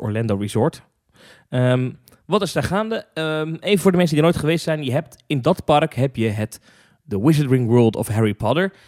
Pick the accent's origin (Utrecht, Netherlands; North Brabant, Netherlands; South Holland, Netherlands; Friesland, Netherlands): South Holland, Netherlands; Hendrik-Ido-Ambacht; also born or lived in Zwijndrecht; ik ben geboren in Zwijndrecht. Nou. En eh, opgegroeid in Hendrikje de Ambacht, dicht ernaast.